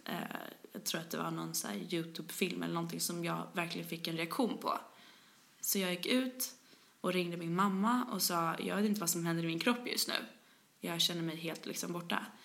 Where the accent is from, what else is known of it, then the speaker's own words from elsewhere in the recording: Stockholm, Stockholm County, Sweden; accent: thick Stockholm; jag är från Stockholm, som man hör. Skäms alltid över min grova stockholmska